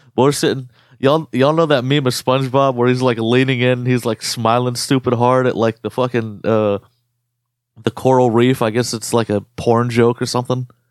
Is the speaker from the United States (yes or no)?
yes; United States; our experience being Arab American